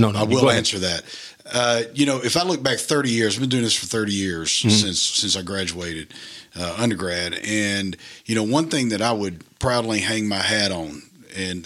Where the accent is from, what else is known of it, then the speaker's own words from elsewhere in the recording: Delhi, Louisiana, United States; moved away as an adult; I grew up in Delhi, Louisiana